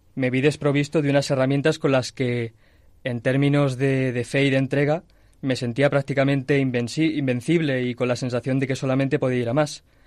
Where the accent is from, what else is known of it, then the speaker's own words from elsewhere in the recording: Toledo, Castilla-La Mancha, Spain; moved away as an adult; now in Madrid, Spain; soy de Toledo, pero desde hace cinco años eh, estoy viviendo en Madrid